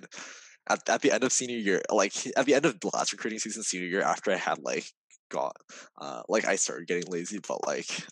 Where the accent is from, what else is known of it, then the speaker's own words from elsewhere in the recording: California, United States; now in New York, United States; I'm from California